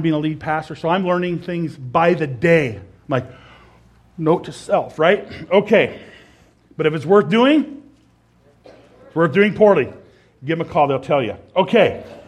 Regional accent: Nebraska, United States; moved away as an adult; also born or lived in Idaho; my home state, Nebraska

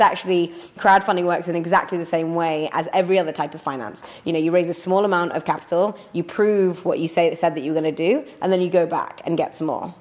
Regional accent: Leeds, Yorkshire and the Humber, United Kingdom; now in London, United Kingdom; I'm a northerner, I'm from Leeds

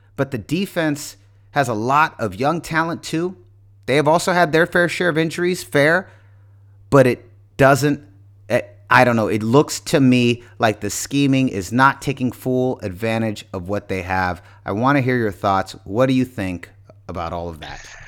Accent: San Francisco, California, United States; I'm from San Francisco

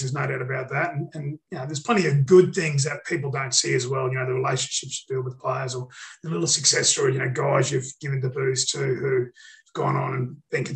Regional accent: Central Queensland, Australia; also born or lived in Rockhampton, Australia / Northern Beaches, Sydney, Australia; now in Sydney, Australia; I'm from Central Queensland

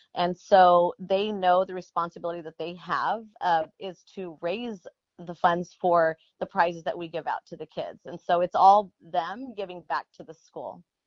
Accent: Coachella Valley, Southern California, United States; growing up in the Coachella Valley, um, it's Southern California

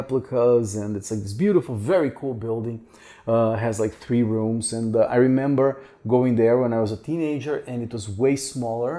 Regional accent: Curitiba, Paraná, Brazil; moved away; from Curitiba, which is my... I was not born here, but I consider this my hometown

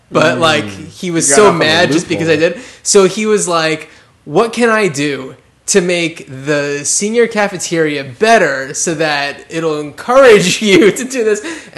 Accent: New Jersey, United States; I grew up in New Jersey

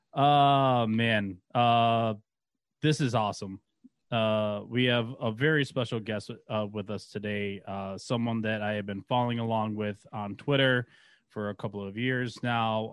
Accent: Buffalo, New York, United States; growing up in Buffalo, or around Buffalo

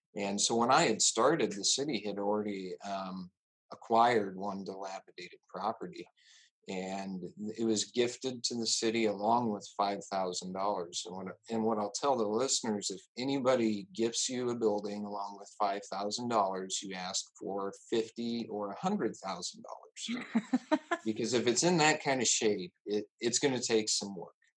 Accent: Exira, Iowa, United States; also born or lived in Hamlin, Iowa; now in Jefferson, United States; we moved to Exira, which was just to the south of there and that's where I was born and raised. Um, grew up on a farm just two miles outside of Exira

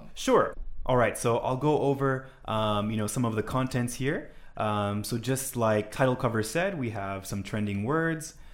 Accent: Honolulu, Hawaii, United States; I'm from Honolulu, Hawaii

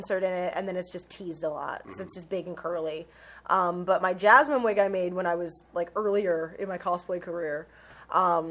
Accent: Nevada, United States; I'm from Nevada

